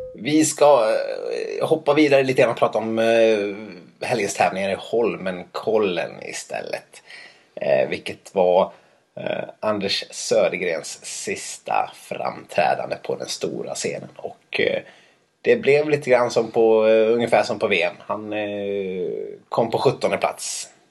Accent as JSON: {"language": "Swedish", "region": "Dalarna County", "country": "Sweden", "moved": "yes", "said": "jag inte var hemma i Dalarna tillräckligt mycket"}